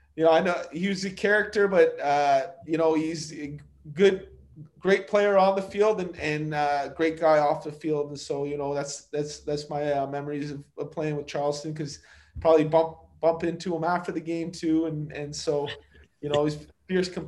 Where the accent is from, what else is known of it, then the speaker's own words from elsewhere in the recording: Brampton, Ontario, Canada; I grew up with him in Brampton